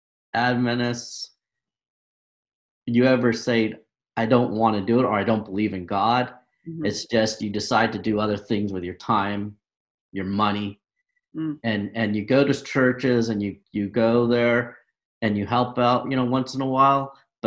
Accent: New Hampshire, United States; born there; I was born in New Hampshire.

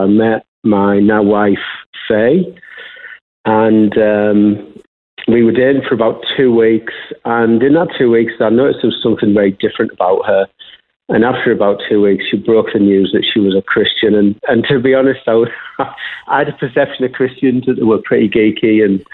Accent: Middlesbrough, North East England, United Kingdom; now in Australia; I was born and raised in Middlesbrough in the northeast of England

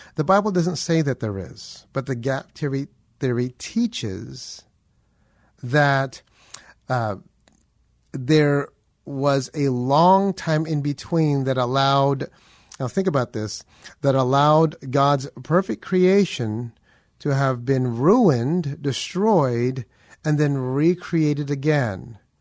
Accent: Philippines; I am Filipino

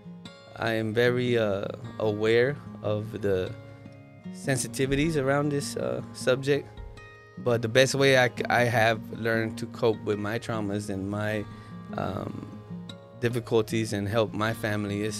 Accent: Los Angeles, California, United States; moved away as an adult; also born or lived in Mexico; now in Maui, United States; I grew up in Watts

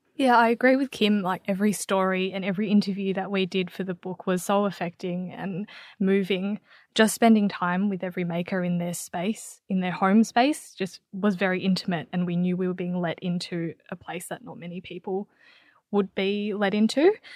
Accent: Australia; I am Vietnamese. I was born in Australia, but I have a Vietnamese background.

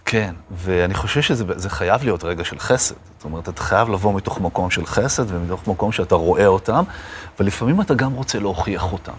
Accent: Jerusalem, Jerusalem District, Israel; נולדתי בירושלים

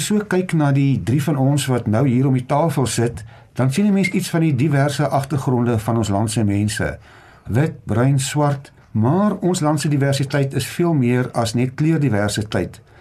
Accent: South Africa

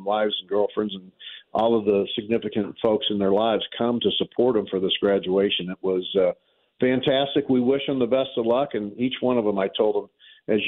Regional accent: St. Louis, Missouri, United States; I'm from North St. Louis there in Walnut Park and Baden

